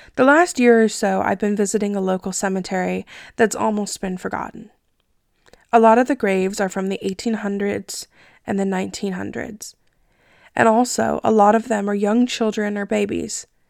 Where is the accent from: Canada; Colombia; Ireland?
Canada; I'm Canadian